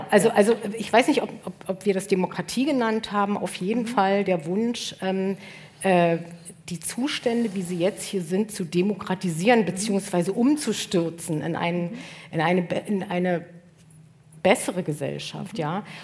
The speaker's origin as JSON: {"language": "German", "region": "East Germany", "country": "Germany", "said": "ich kann als, als Ostdeutsche sagen"}